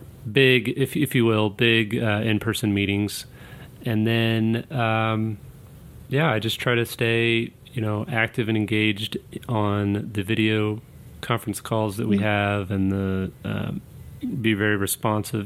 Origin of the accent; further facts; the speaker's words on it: Kansas City, United States; moved back to my hometown of Kansas City